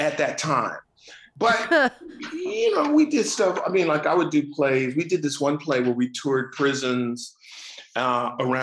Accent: Detroit, Michigan, United States; moved away as an adult; now in Los Angeles, United States; growing up in Detroit.

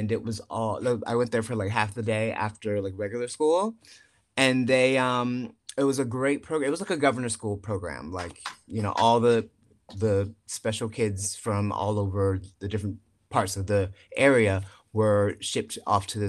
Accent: Chesapeake, Virginia, United States; moved away; I'm from Chesapeake, Virginia.

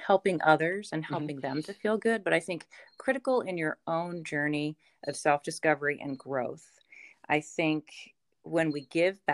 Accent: Ocean City, Maryland, United States; also born or lived in Baltimore; missed my hometown. I missed the beach

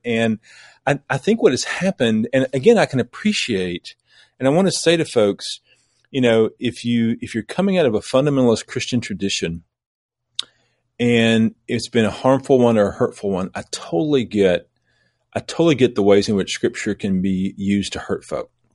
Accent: southeast Missouri, United States; moved away as an adult; also born or lived in Lexington, Kentucky / Asheville, North Carolina; now in Knoxville, United States; I grew up in the cradle of civilization in southeast Missouri.

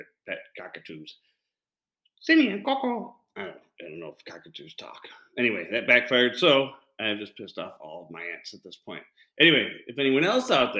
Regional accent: Illinois, United States; my home state of Illinois

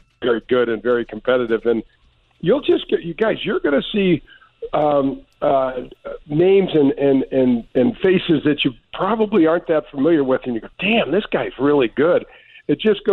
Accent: St. Louis, Missouri, United States; I grew up in North County

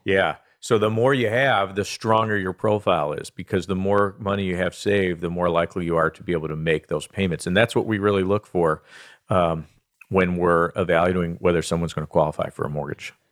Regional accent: Southfield, Michigan, United States; So I was born and raised in Southfield, Michigan. I've spent most of my life uh, here in Michigan, so I'm a Michigan guy.

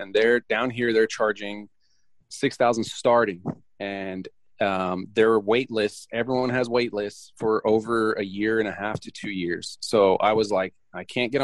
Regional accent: California, United States; born or raised there; moved away as an adult; also born or lived in Romania; now in Tyler, United States

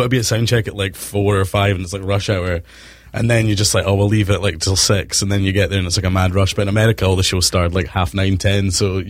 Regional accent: Scotland, United Kingdom; I think that's the Scottish connection seems to open things up and makes it a lot like easy for us.

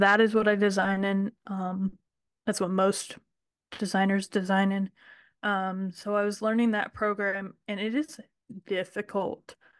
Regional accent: Ohio, United States; also born or lived in Kentucky; I grew up in Ohio, and I ran barrel horses

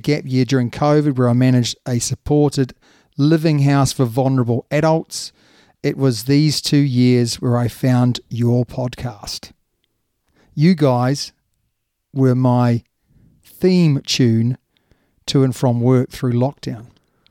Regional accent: United Kingdom; born there; now in Sussex, United Kingdom; I am British by birth, but Kiwi by heart.

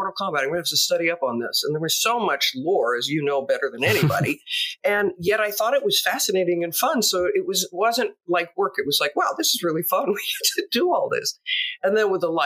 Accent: Los Angeles, California, United States; So my background is growing up in Hollywood.

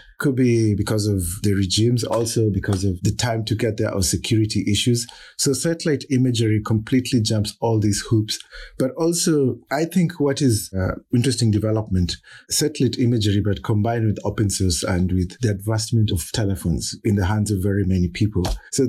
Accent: Kenya; he's as Kenyan as I am.

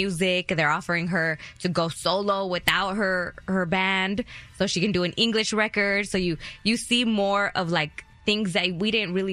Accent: Texas, United States; growing up in Texas, I heard her on the radio

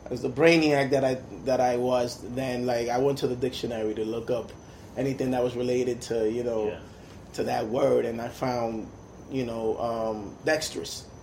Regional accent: Saint Petersburg, Russia; born there; I was born in Russia, born in St. Petersburg. Oh, wow. You know, used to be Leningrad when I was born, and you know that was during the communist time.

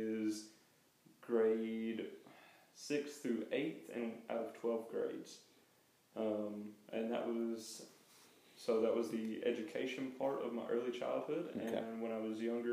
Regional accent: Chattanooga, Tennessee, United States; I am from Chattanooga, Tennessee, which is in the United States

